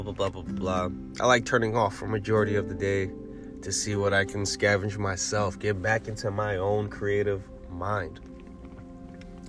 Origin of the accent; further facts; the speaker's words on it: New York City, New York, United States; I'm a New Yorker